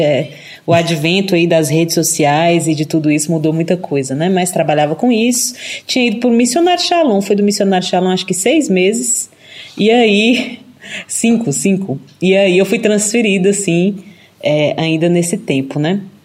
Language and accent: Portuguese; Eunápolis, Bahia, Brazil; also born or lived in Belo Horizonte, Minas Gerais; now in Avignon, France; sou natural de Minas Gerais e cresci na Bahia, né? Nasci em BH, mas minha família é, é uma família de mineiros imigrantes, digamos assim. E aí eu cresci em Eunápolis, no sul da Bahia